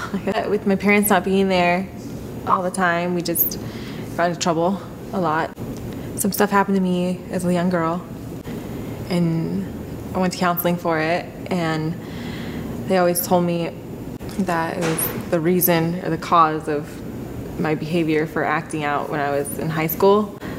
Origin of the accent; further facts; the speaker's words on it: Oregon, United States; born there; I was born in Oregon, but we traveled a lot with my family.